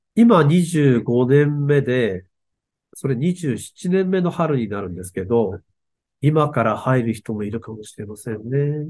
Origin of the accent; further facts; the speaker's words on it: Aomori, Japan; 青森の人なんですけど